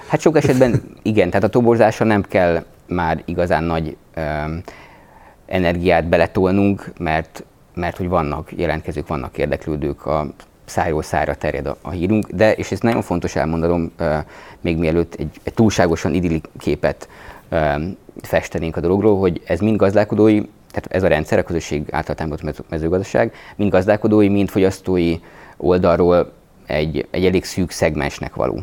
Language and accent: Hungarian; Budapest, Hungary; moved away as an adult; also born or lived in Gödöllő; én Budapesten a nyolcadik kerületben nőttem föl